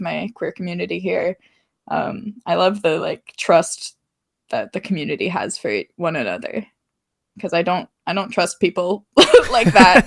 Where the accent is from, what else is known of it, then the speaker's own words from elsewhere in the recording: small town Massachusetts, United States; moved away as an adult; now in Montreal, Canada; small town Massachusetts, where I'm from.